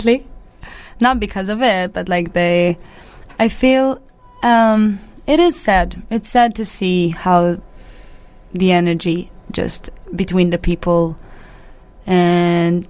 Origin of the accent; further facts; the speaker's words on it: Israel; I'm Israeli